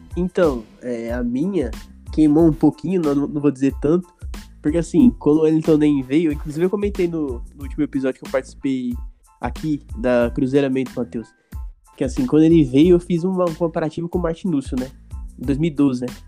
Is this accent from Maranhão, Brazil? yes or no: no; Americana, São Paulo, Brazil; Eu sou de Americana, mano, mas é na região de Campinas. Americana, São Paulo, região de Campinas.